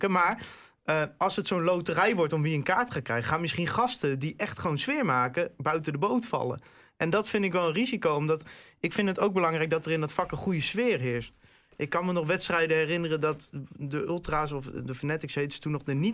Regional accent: Groningen, Netherlands; dat, dat maak je als Groninger toch ook weer een beetje trots.

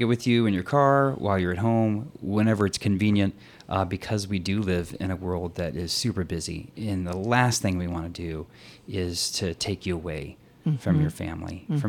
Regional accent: Texas, United States; sorry, my y'all and my fixing come out every once in a while because I'm from Texas.

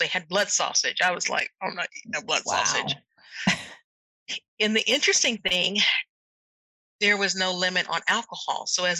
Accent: Germany; Now, I never thought that those experiences and then with growing up in Germany would even ignite my passion for medicine.

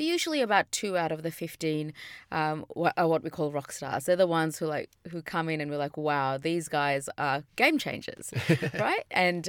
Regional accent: India; now in Australia; You know, I'm from India, and my parents are from really poor part of India. So I've seen poverty from the day I was born.

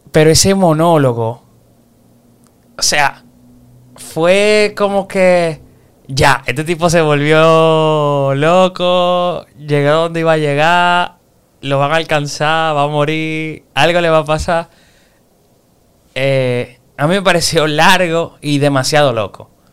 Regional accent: Dominican Republic; nosotros somos dominicanos

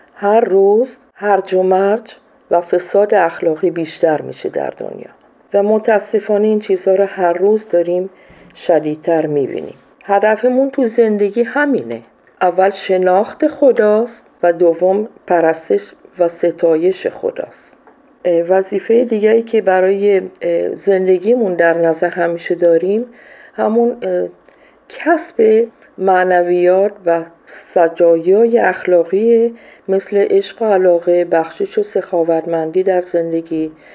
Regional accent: Iran; moved away as an adult; also born or lived in Colombia / Peru; now in Ecuador; من از سال 76 از ایران بیرون اومدم و رفتم کلمبیا بعد از اون رفتم پرو بعدش هم اکوادور هستم

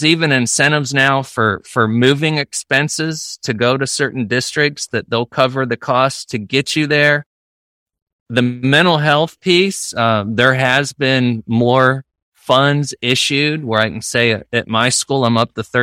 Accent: Northeastern Ohio, United States; now in Florida, United States; I grew up in Northeastern Ohio, a very rural area, small school

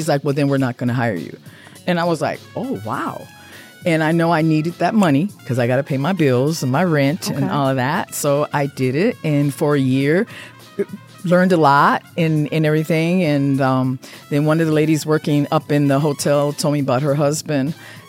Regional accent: Midwest, United States; I'm Midwest also.

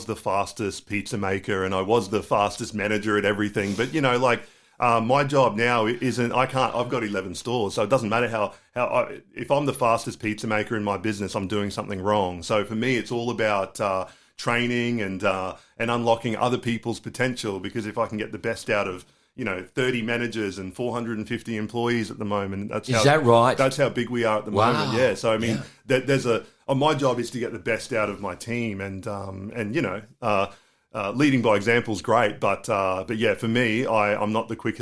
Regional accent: Townsville, Queensland, Australia; also born or lived in Ingham, Queensland; I grew up in Townsville, North Queensland. I was born in Ingham, but grew up in Townsville.

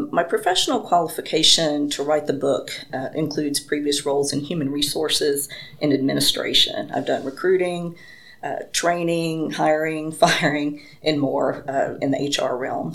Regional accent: Paducah, Kentucky, United States; moved away as an adult; now in Limestone County, Alabama, United States; I am originally from Paducah, Kentucky

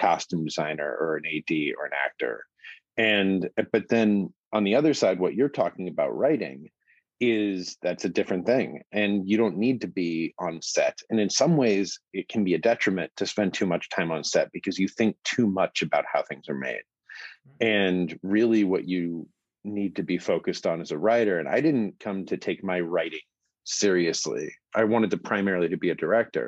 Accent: Phoenix, Arizona, United States; moved away as an adult; now in Los Angeles, United States; I'm from Phoenix, Arizona. And so I grew up

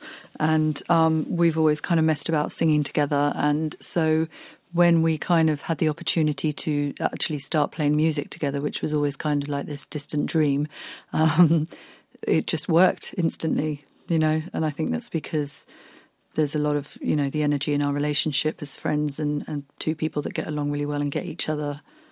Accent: Andalusia, Spain; moved away; I grew up in Spain.

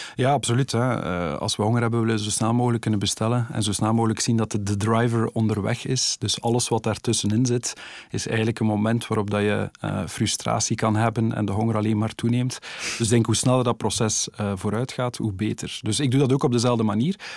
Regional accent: Ghent area, Flanders, Belgium; ik kom uit het Gentse

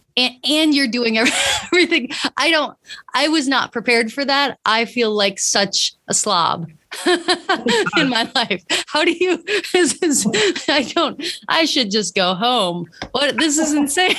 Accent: San Francisco, California, United States; my hometown, San Francisco

